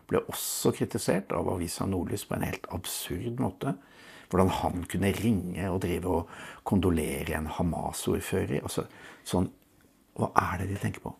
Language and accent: Norwegian; Oslo, Norway; Jeg vokste opp på Lambertseter.